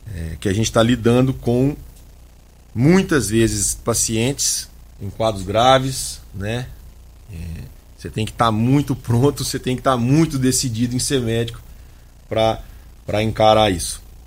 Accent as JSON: {"language": "Portuguese", "region": "Minas Gerais", "country": "Brazil", "also_born_or_lived": "Vassouras, Rio de Janeiro / Belo Horizonte", "said": "Eu sou de uma cidade do interior de Minas, com cerca de 20 mil habitantes"}